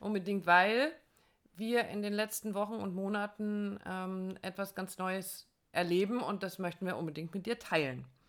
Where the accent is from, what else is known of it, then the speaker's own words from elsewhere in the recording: Germany; bei uns in Deutschland